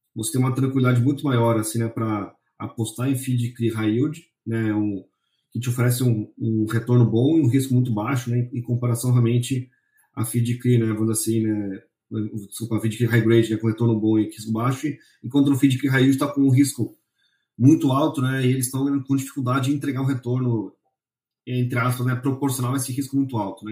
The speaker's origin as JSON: {"language": "Portuguese", "region": "São Paulo", "country": "Brazil", "said": "eu sou aqui de São Paulo"}